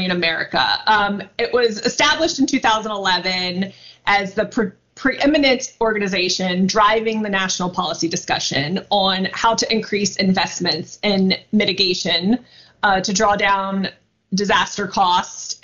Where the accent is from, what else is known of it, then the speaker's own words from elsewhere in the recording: outside of New Orleans, Louisiana, United States; I grew up right outside of New Orleans